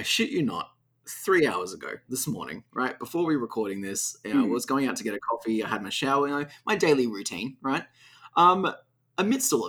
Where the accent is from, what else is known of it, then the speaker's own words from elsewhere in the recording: Australia; we're Australian